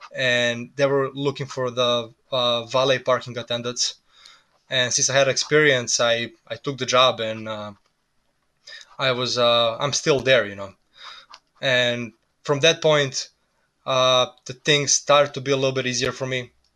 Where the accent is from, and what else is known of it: Serbia; English is a second language; moved away as an adult; also born or lived in New Jersey / Florida; now in United States